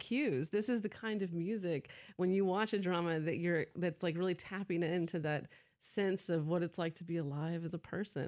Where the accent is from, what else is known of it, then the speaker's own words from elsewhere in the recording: Atlanta, Georgia, United States; also born or lived in California / New York City; now in Decatur, United States; I was born in Atlanta, Georgia